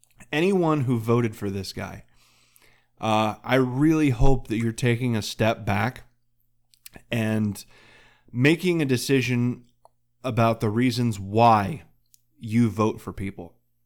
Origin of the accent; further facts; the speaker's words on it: Muncie, Pennsylvania, United States; I'm some schmuck from Muncie, Pennsylvania.